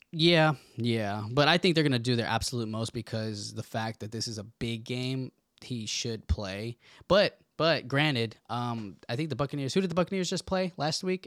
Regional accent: Indianapolis, Indiana, United States; We are from Indianapolis

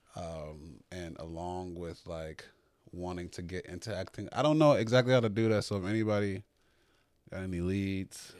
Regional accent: Chicago, Illinois, United States; growing up in Chicago, especially on the South Side

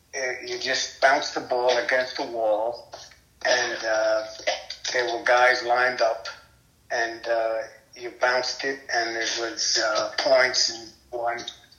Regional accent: New York City, New York, United States; I grew up on a block, 138th Street in New York City

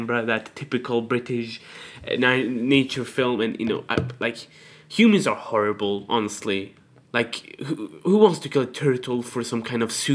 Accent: Iraq; now in Sweden; I'm from Iraq

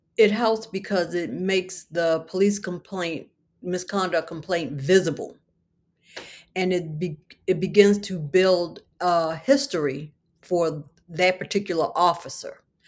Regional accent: Baltimore, Maryland, United States; I was raised in Baltimore City

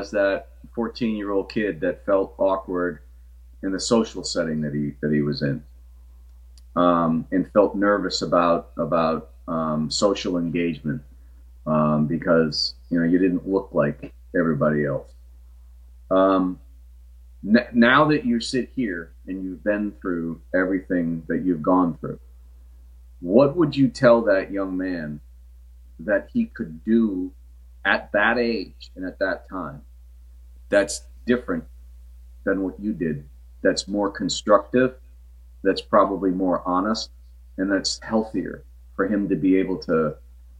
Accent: New Britain, Connecticut, United States; where I grew up in New Britain

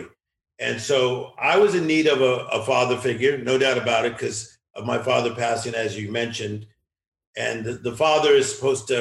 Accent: Compton, California, United States; we were raised in Compton, California

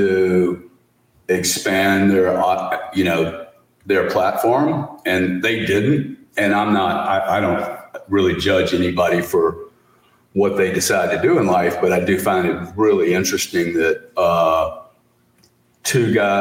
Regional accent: Louisiana, United States; we grew up in Louisiana with really raised by a single mom

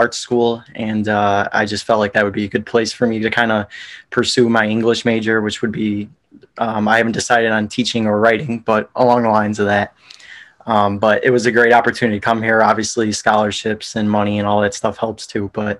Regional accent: Chicago, Illinois, United States; moved away as an adult; now in St. Augustine, United States; we grew up in Bridgeport

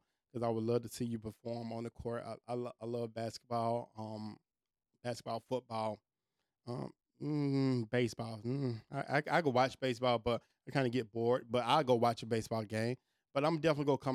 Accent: Atlanta, Georgia, United States; I'm from Atlanta

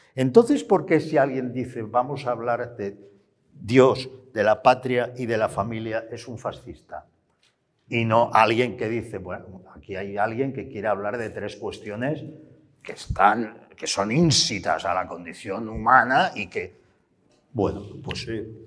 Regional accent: Barcelona, Catalonia, Spain; Yo como barcelonés

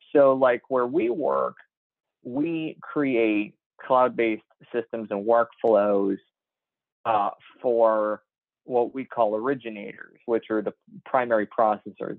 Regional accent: Chicago, Illinois, United States; I was one of the tallest kids in my grade growing up in the Chicago area

